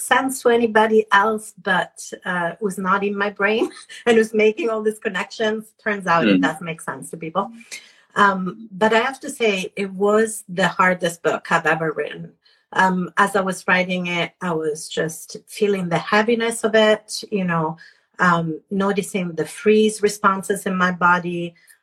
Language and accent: English; Italy; moved away; I was born in Italy